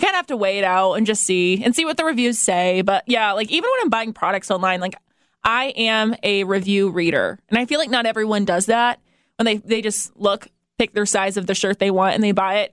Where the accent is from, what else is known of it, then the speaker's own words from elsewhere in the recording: Fort Wayne, Indiana, United States; moved away as an adult; I grew up in Fort Wayne and I never moved anywhere else